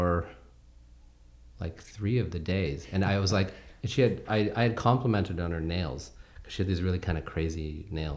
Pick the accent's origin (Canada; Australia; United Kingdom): Canada; I'm a Canadian